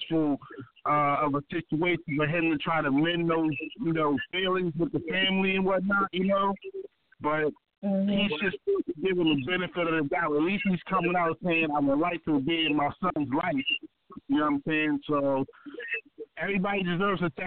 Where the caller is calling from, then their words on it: Baltimore, Maryland, United States; I'm calling from Baltimore, Maryland, East Side, Zone 18 in the building